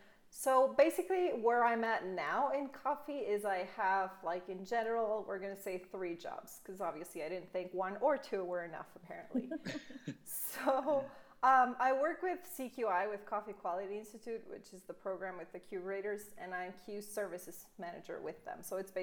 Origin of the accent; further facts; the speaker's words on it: Belgium; English is a second language; also born or lived in Comoros; now in Guatemala; I am from Belgium. Both my parents are from Belgium. My whole family's from Belgium.